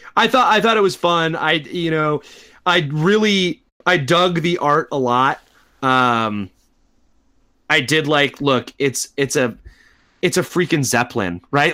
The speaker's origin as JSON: {"language": "English", "country": "United States", "tie": "born or raised there", "said": "as American kids who grew up in, in American schools"}